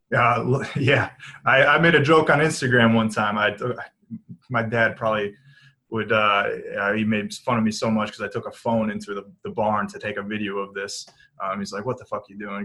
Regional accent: Manchester, Michigan, United States; I grew up in a small town outside of Ann Arbor, Michigan

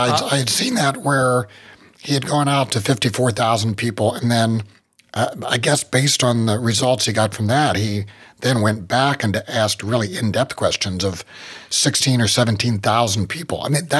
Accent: West Virginia, United States; I'm from West Virginia, and everywhere you live in West Virginia, pretty much, it's near water. So growing up, it was just a lot of my memories are floods.

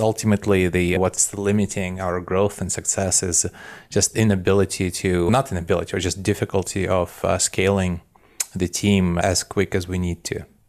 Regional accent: Belarus; moved away; I grew up in what used to be called Soviet Union, and now it's, uh, Belarus, which is a little independent country in Eastern Europe

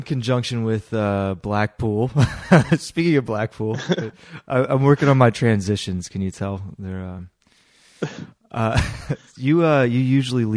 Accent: United States; being an American

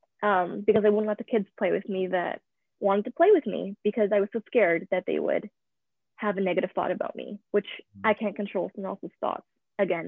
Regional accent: Vernon, British Columbia, Canada; also born or lived in Vancouver, British Columbia; I was born in Vancouver, British Columbia, and I moved to the North Okanagan in a small town called Vernon when I was 4. So I've pretty much grown up in a small town from the ages of 4 to 18

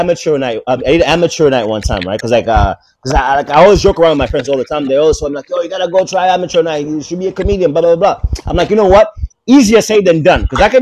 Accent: Tanzania; moved away as an adult; also born or lived in Japan / Maryland, United States / Canada; I was born in Tanzania.

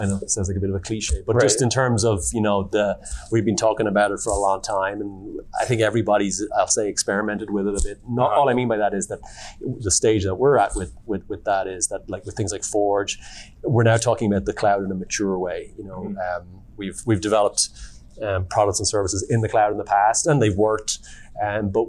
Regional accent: Ireland; I'm from Ireland

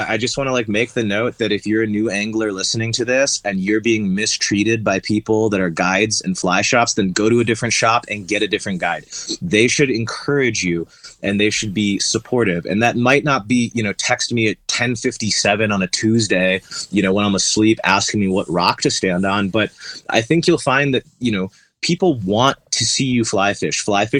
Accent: East Coast, United States; I'm from the East Coast originally

